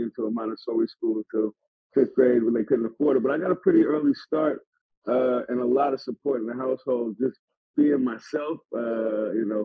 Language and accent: English; San Francisco, California, United States; I'm from Hunter's Point.